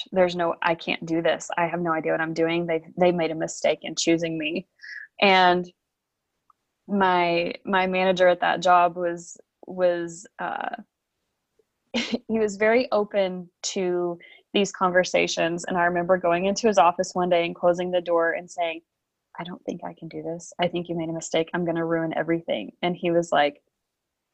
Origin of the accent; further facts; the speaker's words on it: eastern Oklahoma, United States; moved away as an adult; I have lived most of my life in the state of Oklahoma. I grew up in the eastern side of the state